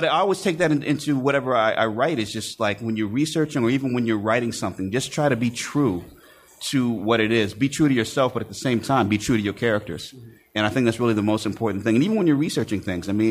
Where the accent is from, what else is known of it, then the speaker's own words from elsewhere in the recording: Storrs, Connecticut, United States; also born or lived in New Haven, Connecticut; I was born in New Haven, grew up in Storrs, Connecticut.